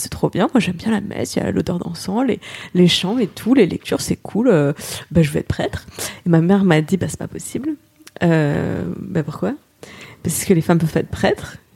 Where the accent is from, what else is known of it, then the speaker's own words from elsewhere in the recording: Moselle, Grand Est, France; je me définis aujourd'hui comme athée laïque, tout ça, mais je viens de Moselle euh, sous Concordat, donc j'avais des cours de religion à l'école encore. Mes grands-parents sont très croyants. Et euh, petit village